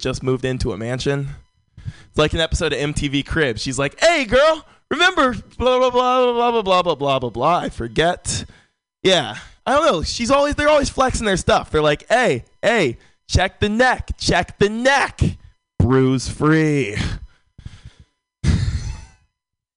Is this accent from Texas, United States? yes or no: no; San Francisco, California, United States; Born and raised in San Francisco